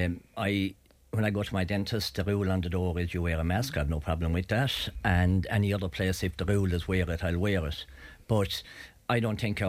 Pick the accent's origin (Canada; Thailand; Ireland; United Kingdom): Ireland; I come from Petticoat Loose Country